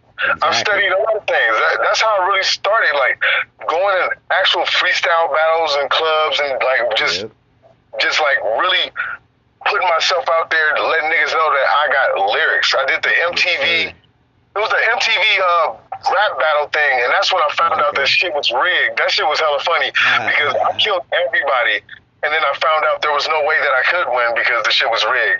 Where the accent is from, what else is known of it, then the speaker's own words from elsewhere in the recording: Oakland, California, United States; I'm from East Oakland, so we don't listen to no fucking … and shit.